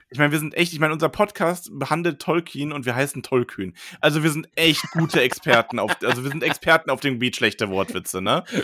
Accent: Solingen, North Rhine-Westphalia, Germany; ich bin in Solingen Urlix aufgewachsen

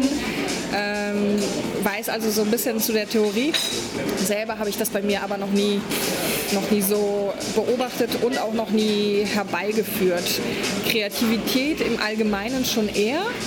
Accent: Poland; now in Berlin, Germany; Ich bin ursprünglich Polin.

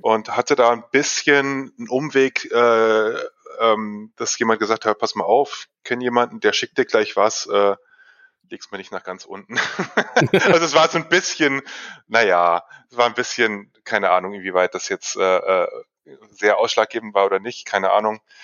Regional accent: Fulda district, Hesse, Germany; moved away as an adult; now in Hanover, Germany; Ich komme ursprünglich aus dem Kreis Fulda.

